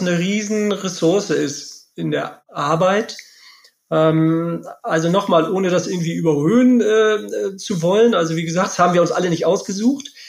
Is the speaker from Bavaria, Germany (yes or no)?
no; Lübeck, Schleswig-Holstein, Germany; moved away as an adult; now in Bielefeld, Germany; bin ja auch gebürtiger Lübecker